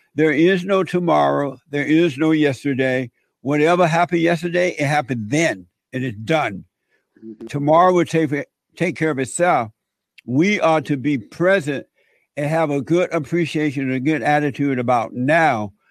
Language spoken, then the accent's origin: English; Alabama, United States; I grew up in Alabama on a plantation